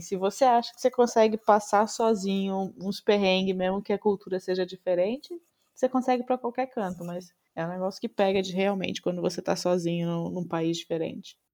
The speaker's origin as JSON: {"language": "Portuguese", "country": "Brazil", "moved": "as an adult", "lives_now": "Netherlands", "said": "sou brasileiro"}